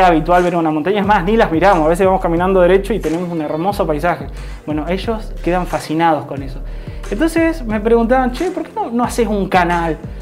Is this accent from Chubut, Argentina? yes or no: yes; Esquel, Chubut, Argentina; also born or lived in Corrientes, Argentina; now in Tecka, Argentina; Actualmente vivo en Teca, nací en Esquel, tengo 36 años. Viví mucho tiempo en el norte, 12 años viví en Corrientes